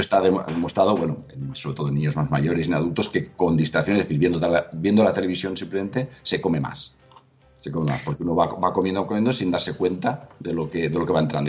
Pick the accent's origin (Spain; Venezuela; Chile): Spain; Valencia, Valencian Community; yo que soy de Valencia y que hay mucha tradición en muchos platos de arroz